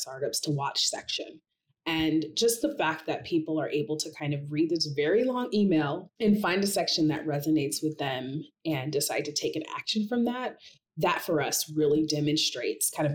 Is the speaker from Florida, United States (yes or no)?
no; Seattle, Washington, United States; I grew up in Seattle